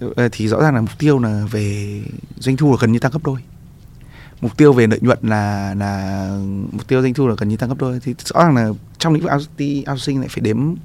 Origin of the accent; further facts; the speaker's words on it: Vietnam; mình là người Việt Nam